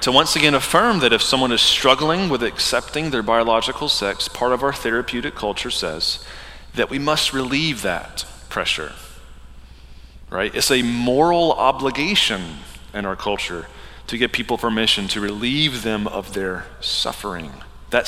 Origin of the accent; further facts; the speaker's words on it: the Bible Belt, United States; I grew up in the Bible Belt